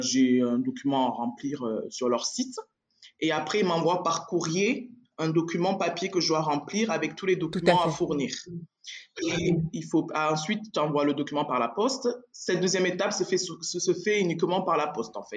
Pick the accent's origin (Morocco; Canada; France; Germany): France; moved away as an adult; now in Switzerland; moi je suis française. D'accord. J'ai exercé en France et je vivais en France. Je suis arrivée en Suisse il y a six mois